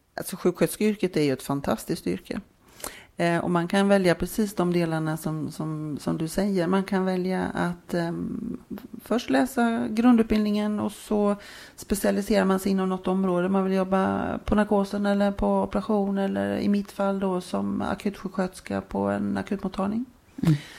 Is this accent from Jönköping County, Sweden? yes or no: yes; Jönköping, Jönköping County, Sweden; då växte jag upp eh, i Jönköping.